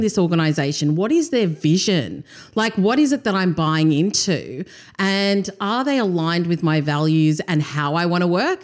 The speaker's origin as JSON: {"language": "English", "country": "Australia", "tie": "born or raised there", "also_born_or_lived": "Durban, South Africa", "said": "Came to Australia when I was two"}